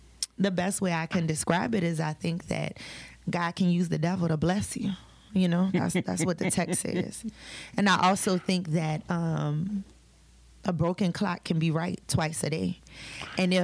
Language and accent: English; Louisiana, United States; I am from Louisiana